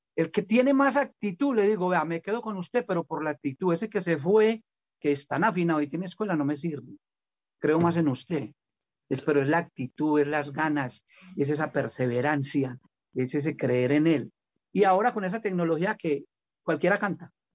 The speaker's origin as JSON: {"language": "Spanish", "country": "Colombia", "said": "acabo de salir con una canción de música popular aquí en mi tierra"}